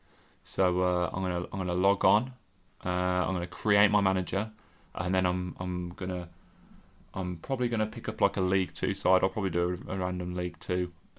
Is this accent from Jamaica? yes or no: no; Solihull, West Midlands, United Kingdom; because I was born in Solly.